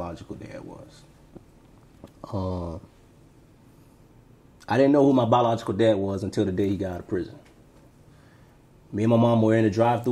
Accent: Tampa, Florida, United States; also born or lived in Alabama; I was born and raised in Tampa. I grew up in between Temple Park and Central Park

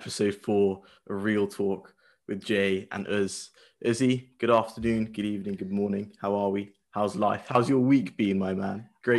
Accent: United Kingdom; we're British.

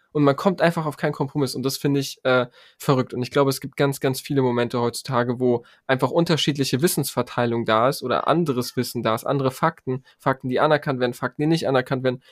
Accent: Germany; ich bin in Deutschland geboren, ich habe einen deutschen Pass, ich bin Deutscher

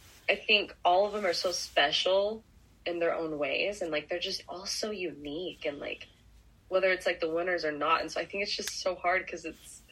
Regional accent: Utah, United States; I grew up in Utah, where the mountains are gorgeous

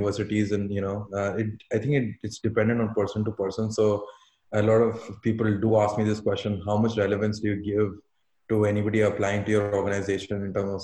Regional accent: Delhi, India; I was born and brought up in Delhi.

